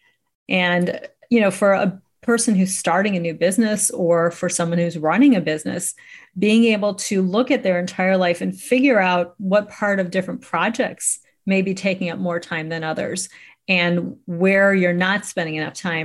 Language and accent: English; Chicago, Illinois, United States; I'm from Chicago, Illinois